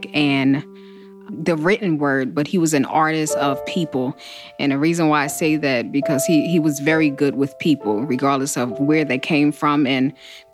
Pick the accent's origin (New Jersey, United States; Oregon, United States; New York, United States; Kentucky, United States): New Jersey, United States; Newark; I'm from Newark, New Jersey